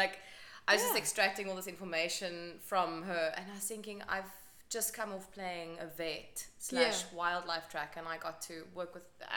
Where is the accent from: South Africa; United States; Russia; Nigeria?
South Africa; Cape Town, Western Cape; also born or lived in Johannesburg; I grew up in Cape Town. I went to school at Jan van Riebeek, which is in town.